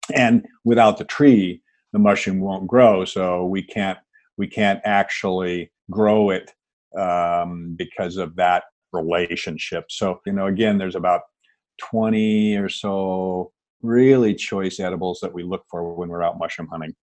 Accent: Seattle, Washington, United States; born and raised in the Pacific Northwest. I grew up in Seattle

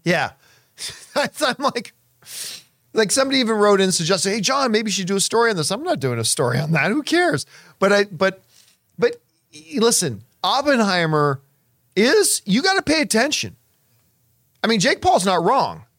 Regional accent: Hamilton, Ontario, Canada; growing up in Hamilton and the Toronto area

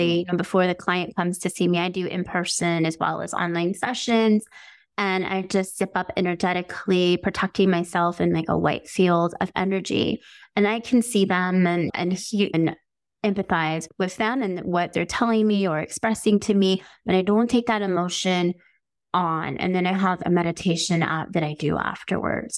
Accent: Las Vegas, Nevada, United States; I'm from Las Vegas

